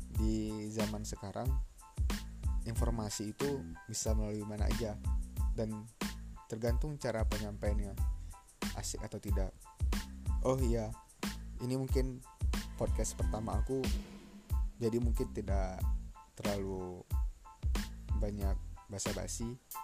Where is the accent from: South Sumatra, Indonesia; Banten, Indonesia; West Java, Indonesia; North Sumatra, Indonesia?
North Sumatra, Indonesia; Medan; Aku lahir di Medan, tujuh belas Juli seribu sembilan ratus sembilan puluh delapan.